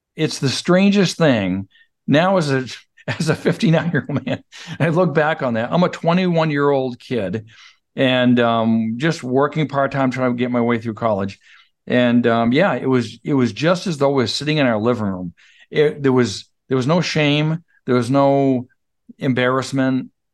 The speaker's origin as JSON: {"language": "English", "town": "Fairfield", "region": "Maine", "country": "United States", "tie": "born or raised there", "also_born_or_lived": "Clinton", "said": "I grew up in Fairfield, Clinton, that area"}